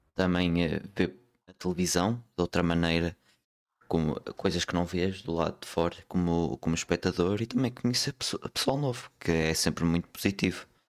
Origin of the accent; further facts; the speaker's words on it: Porto, Norte, Portugal; Sou, sou do Porto, sou do Porto